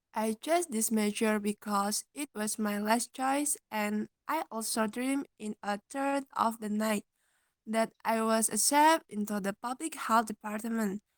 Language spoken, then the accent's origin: English; Pati, Central Java, Indonesia; I was born in Pati on March 3, 2001. I live with my parents and grandfather